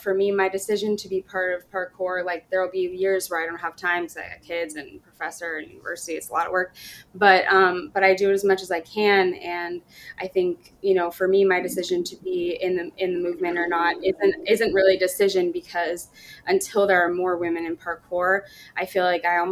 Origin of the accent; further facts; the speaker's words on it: Sacramento, California, United States; moved away as an adult; also born or lived in Washington, D.C.; I'm from Sacramento, it's my hometown